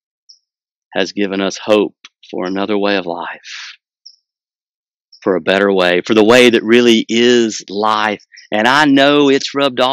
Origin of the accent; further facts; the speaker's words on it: United States; I'm from Wilkes County